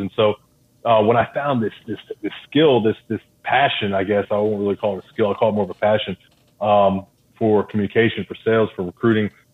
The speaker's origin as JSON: {"language": "English", "town": "Philadelphia", "region": "Pennsylvania", "country": "United States", "moved": "yes", "said": "So I'm from um, Philadelphia, Pennsylvania. That's where I'm originally from."}